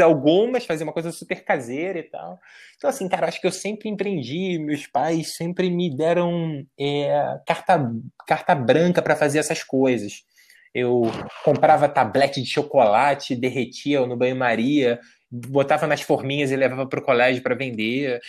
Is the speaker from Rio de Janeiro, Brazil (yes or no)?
yes; São Gonçalo, Rio de Janeiro, Brazil; moved away as an adult; also born or lived in Niterói / United States; now in São Paulo, Brazil; eu sou de São Gonçalo, no Rio de Janeiro. E eu morava do lado de um cemitério